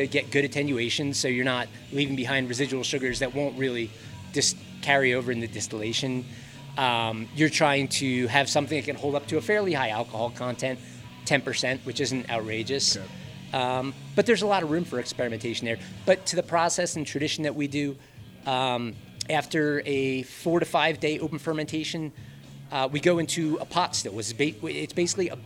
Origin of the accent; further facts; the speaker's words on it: Philadelphia, Pennsylvania, United States; moved away as an adult; also born or lived in Denver, Colorado; now in Buena Vista, United States; I grew up in Philly, moved to the city for school, went to art school